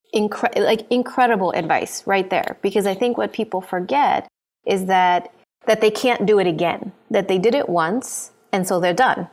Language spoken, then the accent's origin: English; Honduras; I know his family from growing up in Honduras